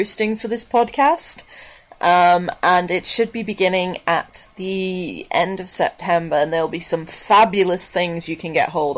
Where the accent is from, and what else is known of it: England, United Kingdom